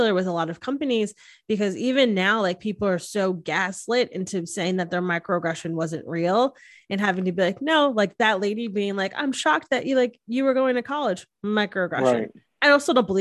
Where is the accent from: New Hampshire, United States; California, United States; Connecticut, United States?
Connecticut, United States; Hamden; moved away; theater was so big in Hamden where we grew up